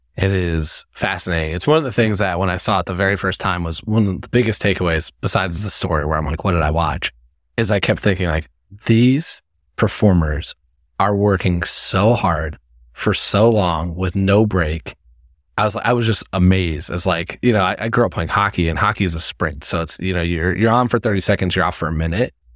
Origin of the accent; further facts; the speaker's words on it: Indiana, United States; I'm from Indiana